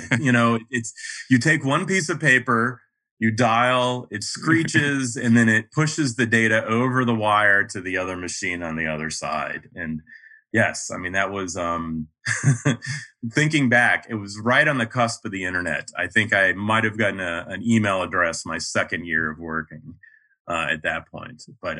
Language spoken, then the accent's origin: English; Raleigh, North Carolina, United States; accent: neutral mid-Atlantic; I'm originally from Raleigh, North Carolina. So I don't quite have the Southern accent. My parents were from Massachusetts. So I grew up speaking a fairly neutral mid-Atlantic accent.